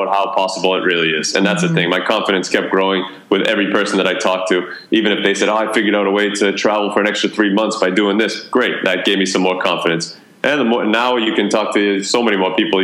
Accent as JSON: {"language": "English", "town": "Boston", "region": "Massachusetts", "country": "United States", "also_born_or_lived": "Atlanta, Georgia / Amherst, Massachusetts / Melbourne, Australia", "moved": "as an adult", "said": "I'm actually originally from Boston"}